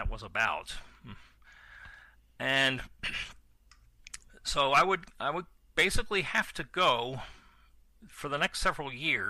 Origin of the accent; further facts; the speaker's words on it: Baltimore, Maryland, United States; I'm originally from Baltimore, Maryland. And you can tell because that's the way I say Baltimore.